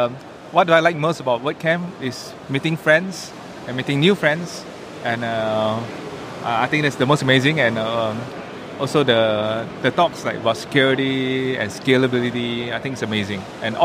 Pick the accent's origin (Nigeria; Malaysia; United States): Malaysia; from Malaysia. I run a small digital agency in Malaysia